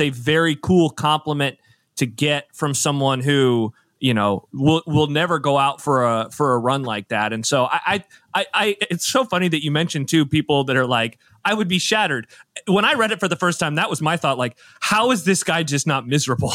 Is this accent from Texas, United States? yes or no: no; Nebraska, United States; growing up in Nebraska